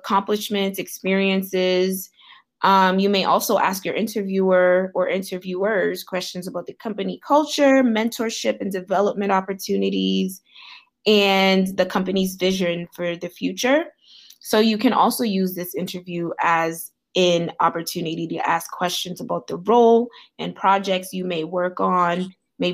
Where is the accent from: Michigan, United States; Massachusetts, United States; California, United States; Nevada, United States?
Massachusetts, United States; Boston; also born or lived in Haiti; I am from Boston, Massachusetts. I am Haitian by birth